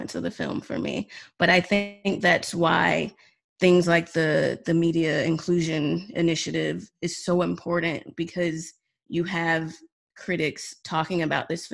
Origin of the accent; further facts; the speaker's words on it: United States; As an American and a non-Latino